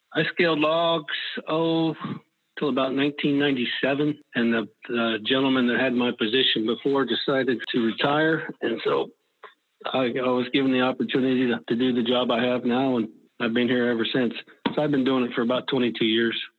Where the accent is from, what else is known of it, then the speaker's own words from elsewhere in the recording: Weaverville, California, United States; I was born in Weaverville, where I live